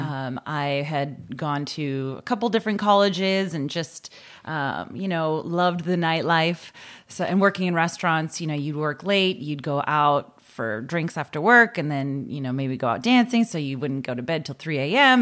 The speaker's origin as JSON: {"language": "English", "town": "Boston", "region": "Massachusetts", "country": "United States", "tie": "born or raised there", "said": "we lived in Dorchester, which has some nice little neighborhoods"}